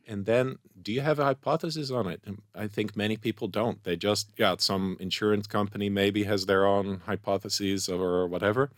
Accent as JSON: {"language": "English", "country": "Netherlands", "also_born_or_lived": "Indonesia", "moved": "as an adult", "lives_now": "Israel", "said": "I'm from Holland"}